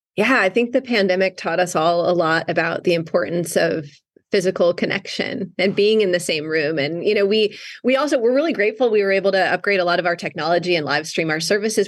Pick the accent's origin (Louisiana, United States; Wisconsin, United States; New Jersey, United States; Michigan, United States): Wisconsin, United States; North Woods of; moved away as an adult; now in Southern California, United States; I grew up in the North Woods of Wisconsin